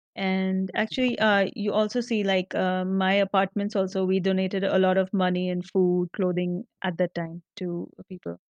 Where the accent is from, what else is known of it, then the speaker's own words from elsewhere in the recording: Nashik, Maharashtra, India; moved away as an adult; also born or lived in Mumbai / Pune; now in Hyderabad, India; in a town, Nasik, my hometown